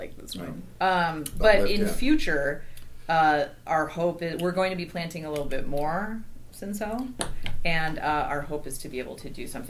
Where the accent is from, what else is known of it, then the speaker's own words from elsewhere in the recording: Napa Valley, California, United States; I was born in the Napa Valley